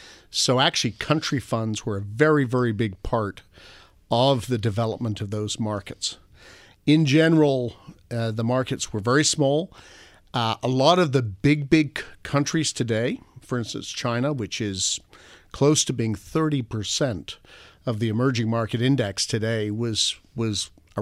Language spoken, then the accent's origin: English; Toronto, Ontario, Canada; born there; Well, I was born in Toronto, and I actually began my first career in Toronto at a brokerage firm called Wood Gundy